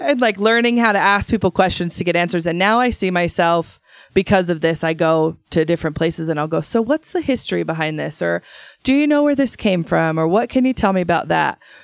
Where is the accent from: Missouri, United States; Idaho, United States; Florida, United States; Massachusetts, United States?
Idaho, United States; born or raised there; moved away